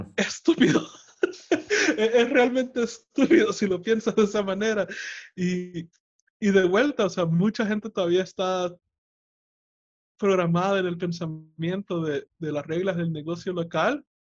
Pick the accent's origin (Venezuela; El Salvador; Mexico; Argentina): El Salvador; en mi país, El Salvador